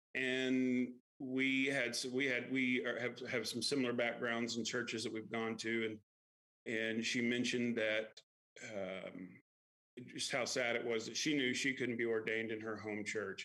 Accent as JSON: {"language": "English", "region": "Kentucky", "country": "United States", "tie": "born or raised there", "also_born_or_lived": "Lexington, Kentucky", "said": "I grew up in Kentucky"}